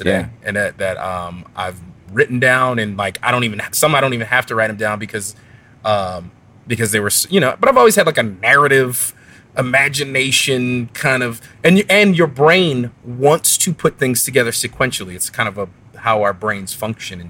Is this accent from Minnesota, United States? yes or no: no; Philadelphia, Pennsylvania, United States; moved away; also born or lived in Chicago; we didn't have growing up in Philly